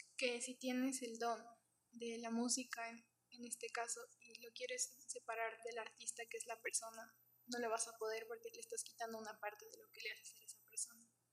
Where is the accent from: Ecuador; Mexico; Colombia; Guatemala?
Ecuador; de aquí, de, Ecuador